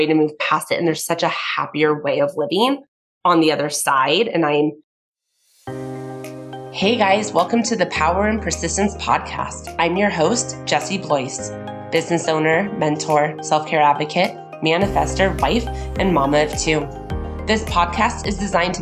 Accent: Conejo Valley, California, United States; I'm born and raised in the Kaneo Valley.

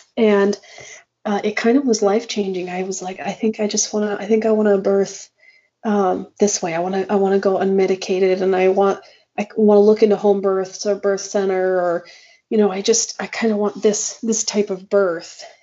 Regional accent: Gila Valley, Arizona, United States; moved away; also born or lived in Texas; I'm from the Gila Valley, but uh, I spent a lot of time in Texas, um, probably about 10 years

